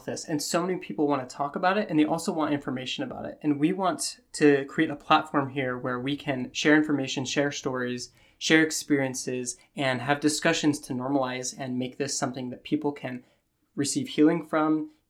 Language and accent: English; Utah, United States; I was born and raised in Utah.